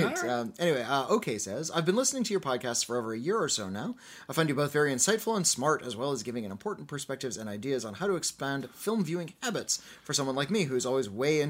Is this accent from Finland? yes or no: yes; Finland; English is a second language; The film is from my home country of Finland, and it was released here just this year.